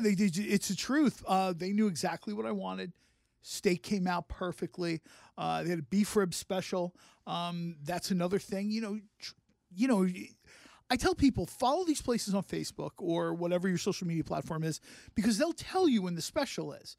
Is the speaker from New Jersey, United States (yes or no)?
yes; Mount Laurel, New Jersey, United States; Mount Laurel, my hometown.